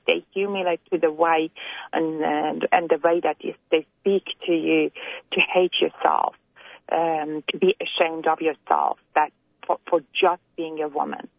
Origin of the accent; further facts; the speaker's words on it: Iran; now in Australia; we're all immigrants from Iran here in Australia, America, or Canada.